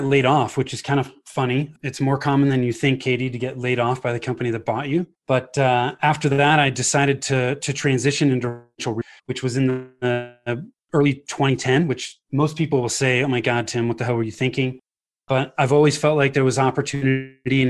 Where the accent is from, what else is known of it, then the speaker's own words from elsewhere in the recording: Bay Area, Northern California, United States; moved away as an adult; now in Highlands Ranch, United States; So I grew up in the Bay Area in Northern California